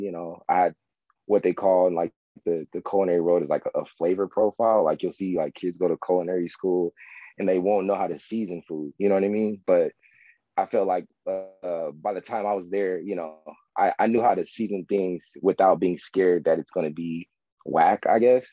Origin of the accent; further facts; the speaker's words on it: Palmdale, California, United States; I'm from Palmdale, California